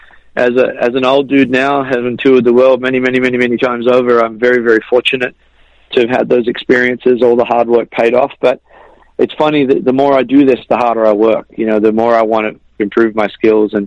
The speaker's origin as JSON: {"language": "English", "country": "Australia", "tie": "born or raised there", "said": "I grew up in Australia"}